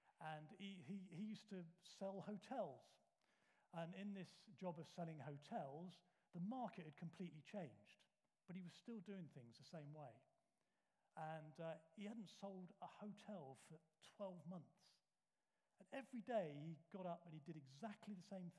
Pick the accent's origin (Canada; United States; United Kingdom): United Kingdom; We're British.